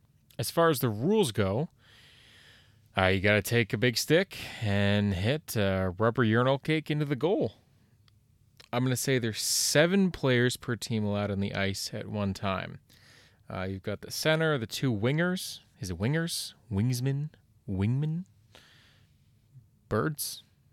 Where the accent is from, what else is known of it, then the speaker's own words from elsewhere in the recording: Canada; Now, you may be under the impression that as a Canadian, I know all about hockey.